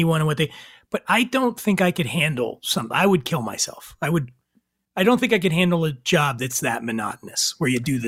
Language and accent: English; Philadelphia, Pennsylvania, United States; now in Los Angeles, United States; I'm from Philly. That's a city.